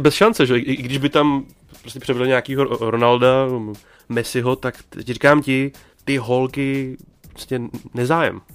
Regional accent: Bohemia, Czechia; moved away; lidi u nás doma v Čechách

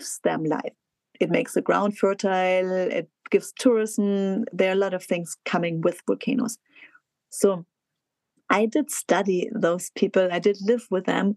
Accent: south of Munich, Bavaria, Germany; my hometown south of Munich, home village south of Munich

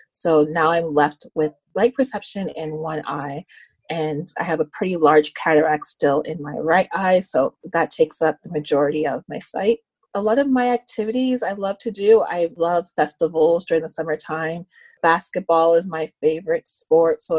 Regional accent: Toronto, Ontario, Canada; I'm from Scarborough, Ontario.

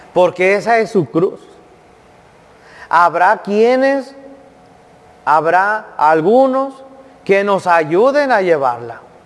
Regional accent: Jiquilpan, Jalisco, Mexico; en mi pueblo, Jiquilpan, Jalisco

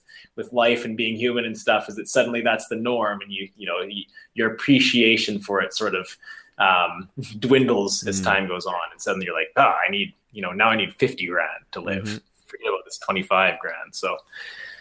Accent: Prince Rupert, British Columbia, Canada; I grew up in Prince Rupert, BC, which is very wet

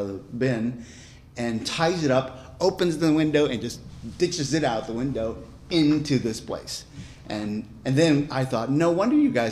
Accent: Manaus, Amazonas, Brazil; moved away as an adult; now in São Paulo, Brazil; I was born in the city of Manaus, which is right here

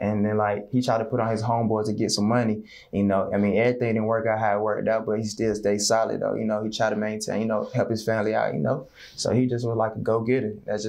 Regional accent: Atlanta, Georgia, United States; also born or lived in Jacksonville, Florida; I'm from Atlanta, Georgia.

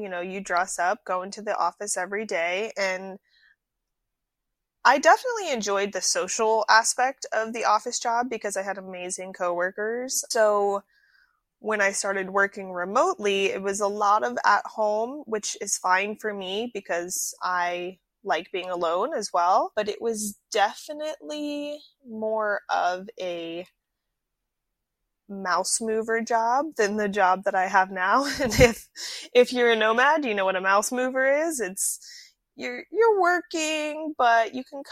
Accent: Atlantic Beach, Florida, United States; moved away as an adult; also born or lived in Asheville, North Carolina; I am originally from Atlantic Beach, Florida. I was born and raised there

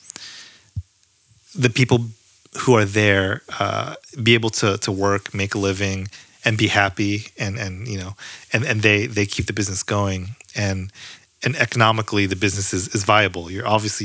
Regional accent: San Francisco, California, United States; also born or lived in Berkeley / San Jose; I grew up in San Francisco, lived in San Francisco for a long time

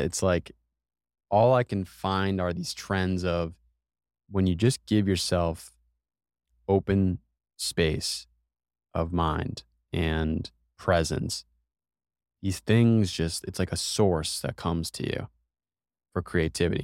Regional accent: United States; we're both from America

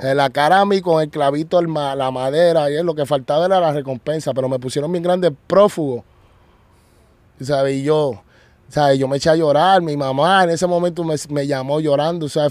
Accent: Puerto Rico; also born or lived in United States / Colombia; estoy otra vez en mi tierra, en los Estados Unidos y en Puerto Rico

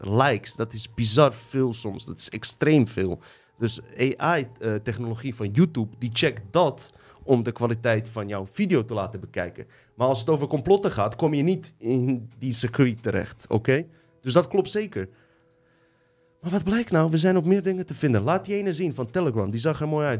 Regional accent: Livno, Federation of Bosnia and Herzegovina, Bosnia & Herzegovina; now in Netherlands; Ik kom uit Livno. Dat is uh, grens tussen Bosnië en Kroatië.

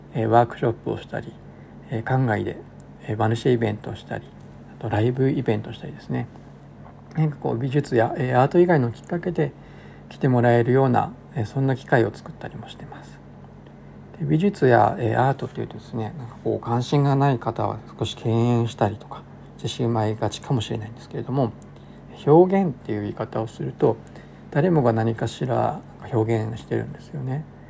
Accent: rural Tochigi, Japan; moved away as an adult; also born or lived in Saitama; now in Inawashiro, Japan; 栃木の田舎の出身だったんですけれども

